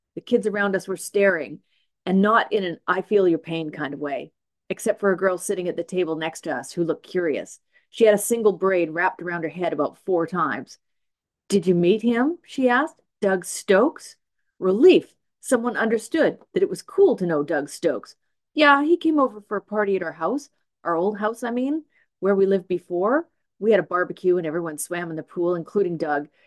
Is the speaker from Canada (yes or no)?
yes; Smithers, British Columbia, Canada; now in Nanaimo, Canada; I grew up in Smithers